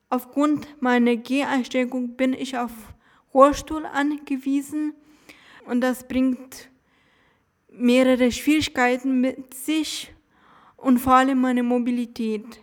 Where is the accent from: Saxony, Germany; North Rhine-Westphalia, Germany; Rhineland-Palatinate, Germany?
Saxony, Germany; Dresden; Ja, ja, ich bin in Dresden zur Schule gegangen.